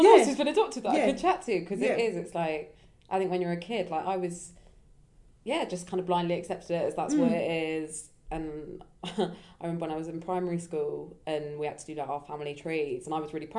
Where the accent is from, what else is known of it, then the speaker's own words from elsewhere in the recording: Brighton, South East England, United Kingdom; I grew up in Brighton, which is very liberal.